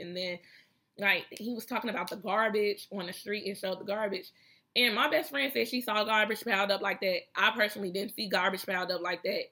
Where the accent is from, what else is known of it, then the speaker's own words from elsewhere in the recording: Chicago, Illinois, United States; I'm from Chicago where we got skyscrapers and shit